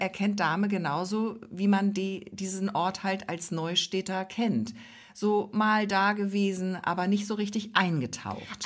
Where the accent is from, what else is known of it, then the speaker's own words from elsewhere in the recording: Ostholstein, Schleswig-Holstein, Germany; in Ostholstein, also in unserem Heimatkreis